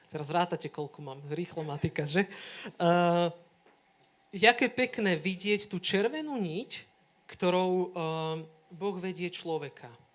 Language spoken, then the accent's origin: Slovak; Rybany, Trenčín Region, Slovakia; moved away as an adult; now in Sereď, Slovakia; teraz mám birmovancov v Rybanoch, u nás v dedine